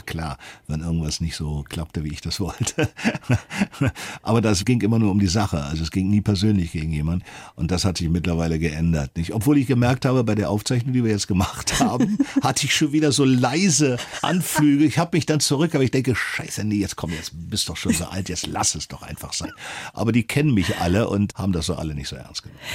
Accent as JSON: {"language": "German", "region": "Berlin", "country": "Germany", "tie": "born or raised there", "said": "bin dann in Westberlin aufgewachsen"}